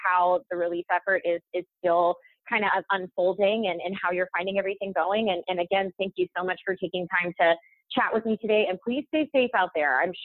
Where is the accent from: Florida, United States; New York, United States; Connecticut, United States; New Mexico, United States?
New Mexico, United States; moved away; I'm from New Mexico originally